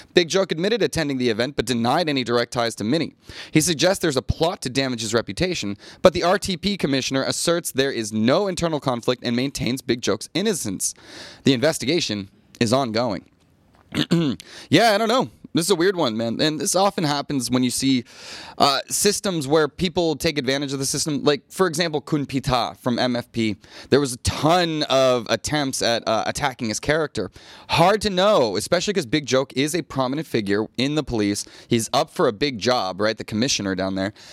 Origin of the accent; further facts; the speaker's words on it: United States; now in Thailand; as an American